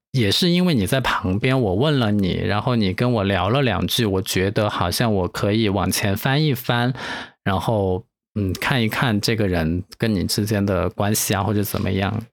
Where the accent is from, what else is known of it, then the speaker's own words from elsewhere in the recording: China; 我是中国人吗？